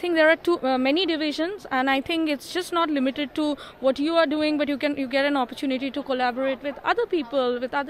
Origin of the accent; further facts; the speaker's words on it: India; I'm from India.